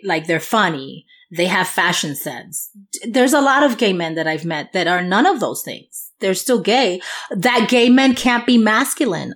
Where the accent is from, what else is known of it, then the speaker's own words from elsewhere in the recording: New York, United States; accent: New York; my New York accent